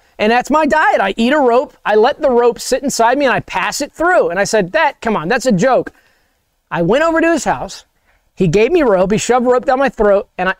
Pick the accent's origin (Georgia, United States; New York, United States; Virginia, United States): Georgia, United States; Savannah; I'm from Savannah, Georgia. That's where I grew up.